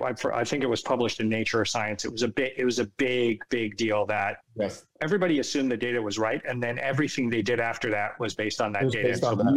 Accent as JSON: {"language": "English", "town": "San Francisco", "region": "California", "country": "United States", "tie": "born or raised there", "also_born_or_lived": "East Coast, United States", "moved": "yes", "said": "I was born and raised in San Francisco. Half my life was out there and half my life is here. So I'm a child of both coasts."}